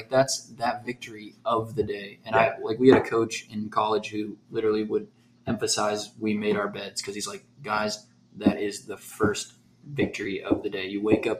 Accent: Oklahoma City, Oklahoma, United States; We're from Oklahoma City.

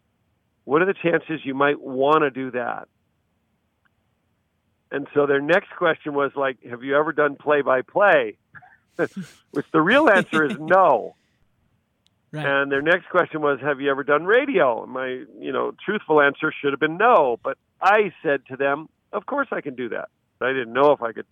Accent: California, United States; growing up in California

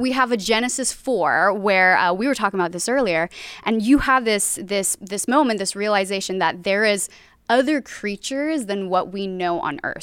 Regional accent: Hawaii, United States; moved away as an adult; now in Southern California, United States; Born and raised in Hawaii, came out here for college

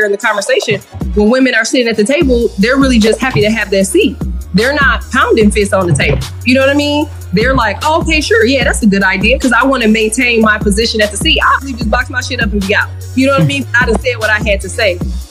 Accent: Michigan, United States; also born or lived in Louisiana; now in Illinois, United States; I was born in Michigan and my family is from Louisiana

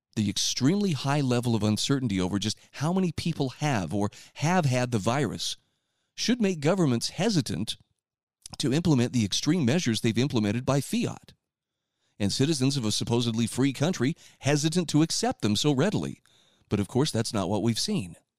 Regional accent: Utah, United States; my home state of Utah

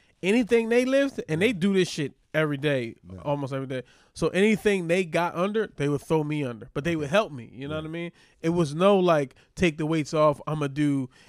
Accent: Philadelphia, Pennsylvania, United States; now in New York, United States; we grew up around Muslims in Philly.

